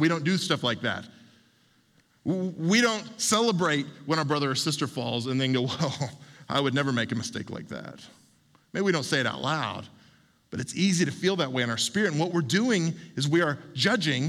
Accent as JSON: {"language": "English", "region": "Oklahoma", "country": "United States", "tie": "born or raised there", "said": "when I was a kid growing up in Oklahoma"}